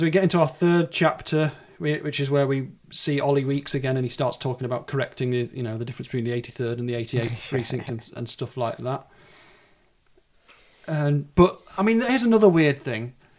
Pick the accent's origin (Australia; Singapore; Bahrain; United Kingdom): United Kingdom; the north of England; accent: sort of north of England; my accent, which is a sort of north of England accent.